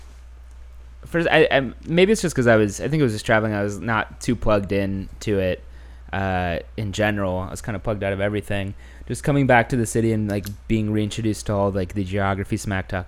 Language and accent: English; Houston, Texas, United States; now in New York, United States; I'm from Houston